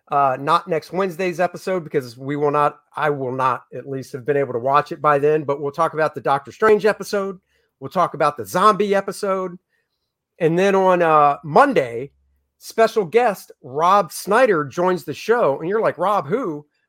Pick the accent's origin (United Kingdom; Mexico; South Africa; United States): United Kingdom; I know I'm Britain. I'm from Britain.